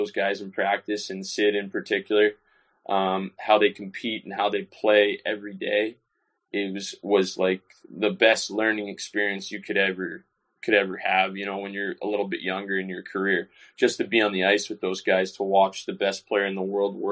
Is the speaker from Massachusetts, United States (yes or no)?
yes; North Andover, Massachusetts, United States; moved away as an adult; now in Belfast, United Kingdom; my hometown in North Andover